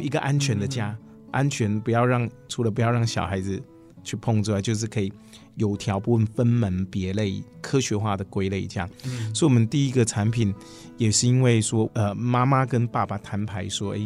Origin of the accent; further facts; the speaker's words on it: Taichung, Taiwan; 我倒是可以从以前就在工厂长大的孩子这样可以分享